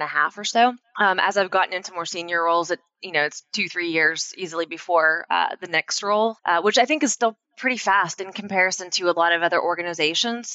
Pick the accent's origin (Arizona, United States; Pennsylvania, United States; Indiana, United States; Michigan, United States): Pennsylvania, United States; moved away as an adult; now in North Carolina, United States; I grew up in Pennsylvania and I moved to North Carolina